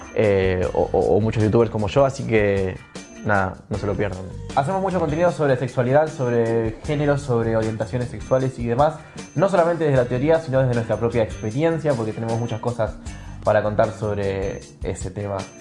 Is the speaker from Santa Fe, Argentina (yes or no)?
yes; Rafaela, Santa Fe, Argentina; now in Rosario, Argentina; nací en Rafaela, pero vivo en Rosario hace unos cuantos años